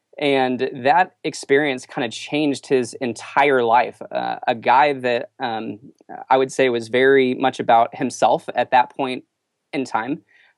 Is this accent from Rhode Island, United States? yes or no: no; Texas, United States; born there; also born or lived in Missouri / Indiana / California; I kind of grew up all over the U.S. I was born in Texas, and then I lived in Missouri, Indiana, California, kind of all over.